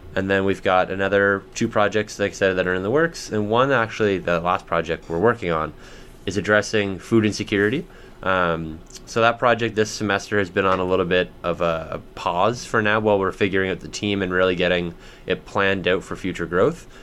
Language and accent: English; Bedford, Nova Scotia, Canada; I grew up in Bedford, just outside of Halifax.